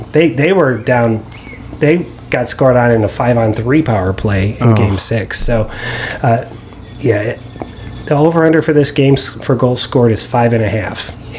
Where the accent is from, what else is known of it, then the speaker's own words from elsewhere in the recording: Cleveland, Ohio, United States; accent: Cleveland; my Cleveland accent